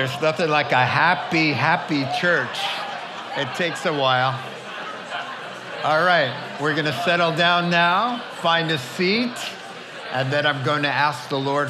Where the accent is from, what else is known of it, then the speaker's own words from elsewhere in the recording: New England, United States; moved away; I grew up in New England, a small town in the suburbs